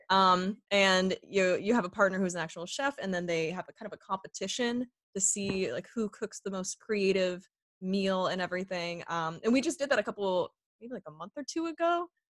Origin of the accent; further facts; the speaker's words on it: Sarnia, Ontario, Canada; accent: Canadian; moved away as an adult; also born or lived in Toronto; now in Los Angeles, United States; growing up in Sarnia